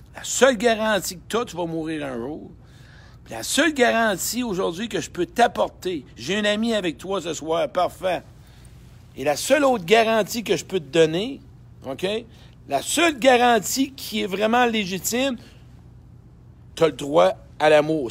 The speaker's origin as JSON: {"language": "French", "town": "Saint-Georges", "region": "Quebec", "country": "Canada", "tie": "born or raised there", "moved": "yes", "said": "Saint-Georges de Beauce. Ben oui, mon patelin"}